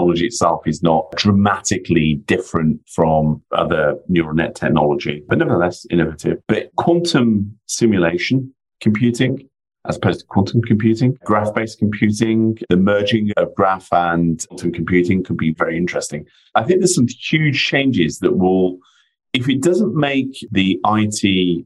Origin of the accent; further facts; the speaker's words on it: near Ironbridge Gorge, West Midlands, United Kingdom; I was born and brought up in the Midlands in the UK, a stone's throw away from Ironbridge Gorge